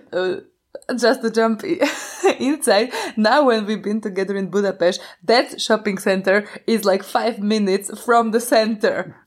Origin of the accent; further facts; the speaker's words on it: Košice, Košice Region, Slovakia; I was living in Slovakia all my life. I was born in Košice and I live in Košice also right now.